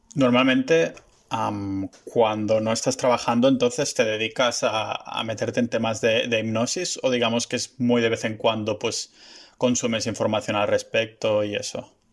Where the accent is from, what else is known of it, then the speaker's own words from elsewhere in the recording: Vilafranca del Penedès, Catalonia, Spain; also born or lived in Barcelona; Yo soy originariamente de, de Vilafranca, que está a una hora ah, ah, en tren